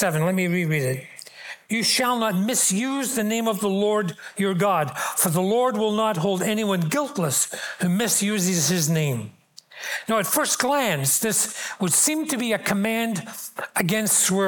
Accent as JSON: {"language": "English", "town": "Glasgow", "region": "Scotland", "country": "United Kingdom", "tie": "born or raised there", "moved": "as an adult", "said": "I grew up in Glasgow"}